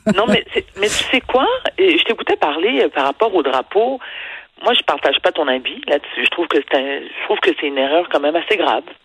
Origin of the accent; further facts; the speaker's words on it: Quebec, Canada; je suis une Québécoise, pierre de lettres, née au Québec, qui est située dans le Canada, et mes parents sont d'origine haïtienne